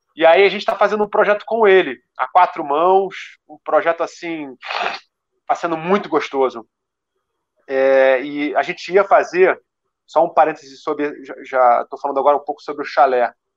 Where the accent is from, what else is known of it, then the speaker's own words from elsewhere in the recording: Rio de Janeiro, Brazil; Eu, eu sou urbano, eu sou do Rio de Janeiro